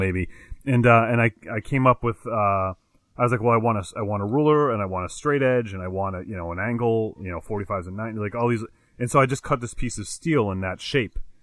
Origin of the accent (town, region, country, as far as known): Connecticut, United States; born or raised there